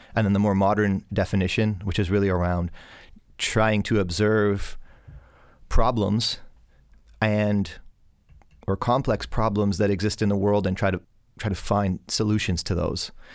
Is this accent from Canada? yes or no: yes; Hamilton, Ontario, Canada; I was born in Hamilton, Ontario.